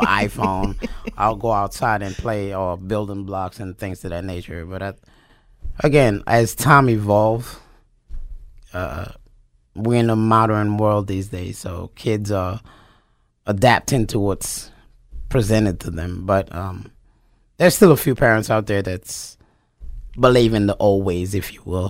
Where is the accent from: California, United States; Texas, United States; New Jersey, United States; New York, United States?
New York, United States; New York City; moved away as an adult; also born or lived in Japan / North Carolina / South Carolina; now in Wyoming, Pennsylvania, United States; I am from New York City